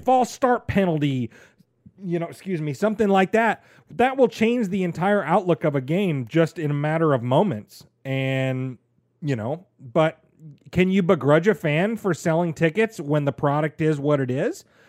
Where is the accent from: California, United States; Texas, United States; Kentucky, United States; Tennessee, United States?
Tennessee, United States; Middle; I grew up here in Middle Tennessee